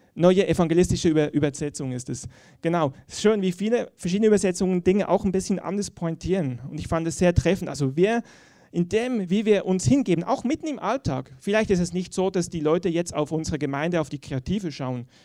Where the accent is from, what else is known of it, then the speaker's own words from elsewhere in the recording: Switzerland; ich sage das als Schweizer. Ähm, wir sind ja in der Schweiz geübt in der Neutralität.